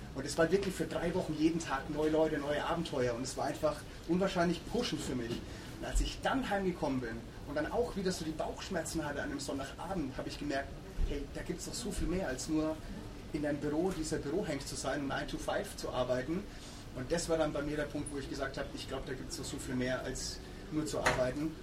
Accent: Würzburg, Bavaria, Germany; moved away as an adult; in Würzburg, wo ich, wo ich aufgewachsen bin

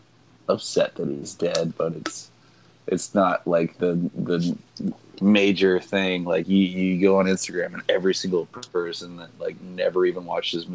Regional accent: Wichita Falls, Texas, United States; That's where I was born.

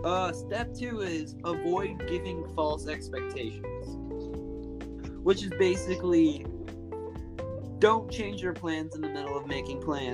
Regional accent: Alaska, United States; We're also from Alaska.

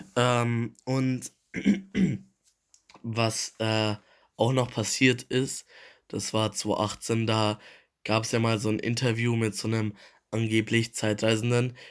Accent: Germany; wir als Deutsche

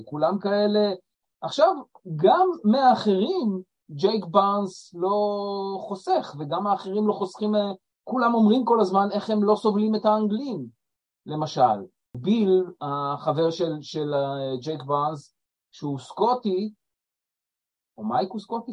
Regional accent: Israel; אנחנו ישראלים, יהודים

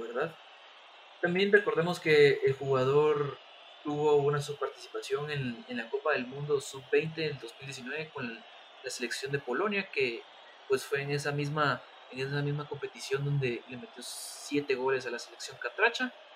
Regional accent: Guatemala; nuestra misma liga chapina

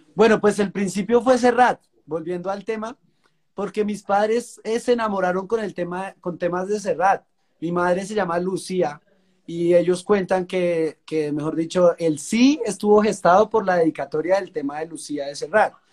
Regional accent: La Calera, Cundinamarca, Colombia; de Colombia, de La Calera, Cundinamarca, un municipio que queda pues bien cerca a la capital, a Bogotá

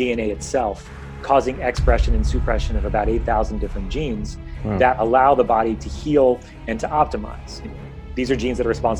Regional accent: Northport, New York, United States; I grew up in New York, Long Island, to be kind of exact, a place called Northport

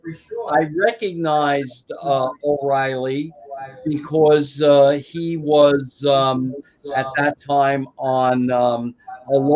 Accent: New York City, New York, United States; I grew up right on the Brooklyn-Queens border called Ridgewood

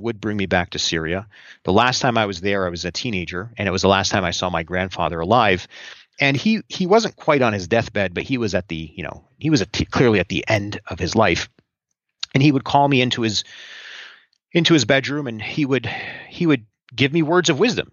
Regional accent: New Jersey, United States; also born or lived in Southern California; as a kid, we first lived in Southern California, then we moved out east to New Jersey when I was about 6 or 7 years old

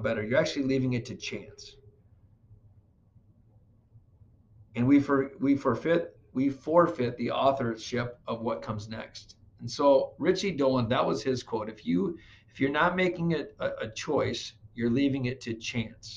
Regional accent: Flint, Michigan, United States; I grew up in Flint, Michigan, so a lot of people went to GM

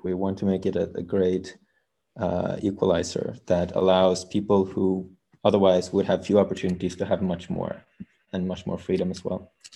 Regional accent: Norway; We come from Norway

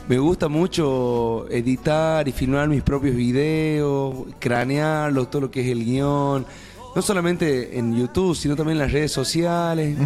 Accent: Tucumán, Argentina; moved away as an adult; now in Catamarca, Argentina; yo soy tucumano para los que no me conocen, y estoy viviendo ya hace seis años en Catamarca

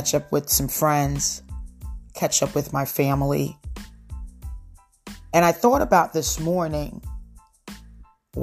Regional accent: Lakewood, New Jersey, United States; moved away; my hometown, which is Lakewood, New Jersey

